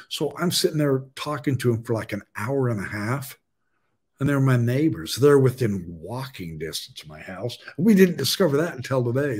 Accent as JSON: {"language": "English", "region": "Idaho", "country": "United States", "said": "in my home state"}